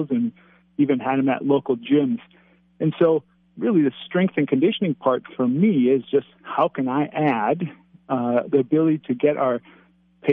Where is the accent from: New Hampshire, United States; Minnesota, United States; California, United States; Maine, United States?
Minnesota, United States; Minneapolis; moved away as an adult; now in St. Cloud, United States; I grew up in the Twin Cities